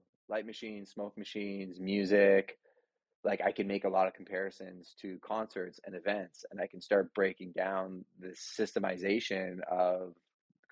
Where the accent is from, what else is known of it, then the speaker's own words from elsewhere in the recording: Montreal, Quebec, Canada; I grew up Catholic in Montreal, altar boy, good family, hardworking parents